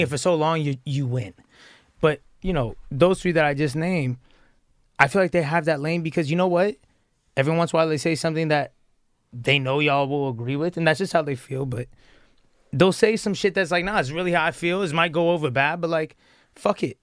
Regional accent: Atlanta, Georgia, United States; I came from Atlanta

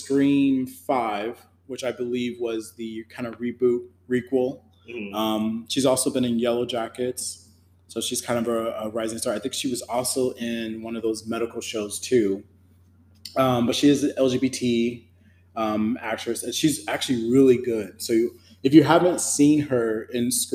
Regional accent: Chicago, Illinois, United States; Chicago, which is where I'm from

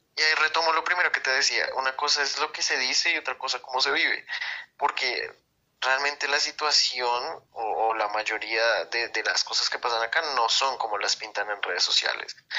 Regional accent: Bogotá, Colombia; Soy de la ciudad de Bogotá, Colombia

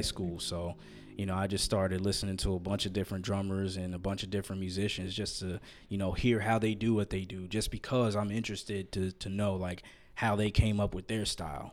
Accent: outside of New York, United States; moved away; I grew up outside of New York, about 20 minutes away

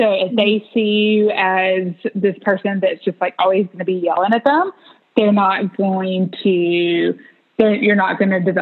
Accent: a rural town in North Carolina, United States; growing up in a rural town in North Carolina

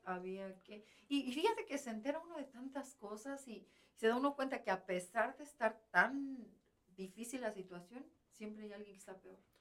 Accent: Mexico City, Mexico; moved away as an adult; now in United States; Nosotros vivimos en el Distrito Federal, que ahora es Ciudad de México

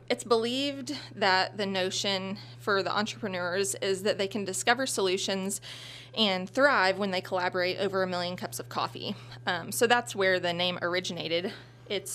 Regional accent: Centralia, Missouri, United States; also born or lived in Fulton, Missouri; now in Sedalia, United States; I'm originally from Centralia, Missouri.

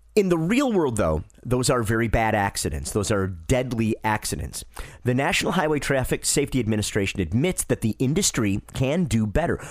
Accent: Detroit, Michigan, United States; moved away; I'm from Detroit originally

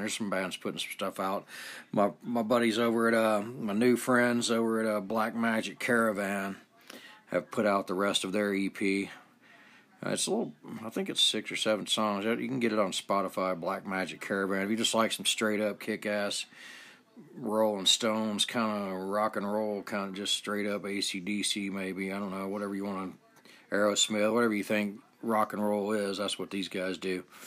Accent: Atlanta, Georgia, United States; I grew up in Atlanta, Georgia

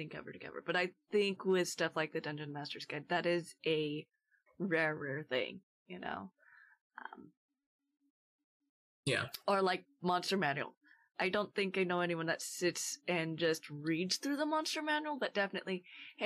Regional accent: Portland, Oregon, United States; I grew up in Portland and lived in Portland for years

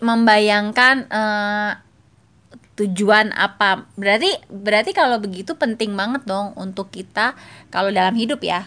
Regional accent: Cilegon, Banten, Indonesia; moved away as an adult; also born or lived in Jakarta; gue waktu kuliah gue dari Cilegon kuliah di Jakarta

